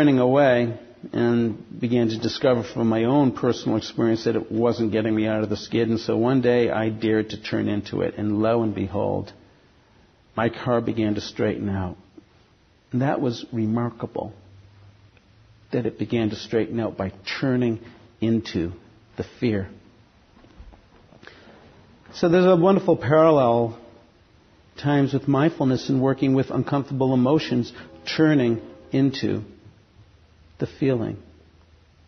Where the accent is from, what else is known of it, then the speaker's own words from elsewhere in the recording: outside of Boston, Massachusetts, United States; growing up outside of Boston